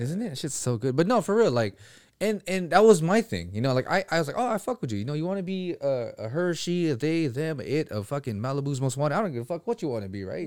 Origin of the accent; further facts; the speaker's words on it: Philippines; moved away; I'm from the fucking Philippines.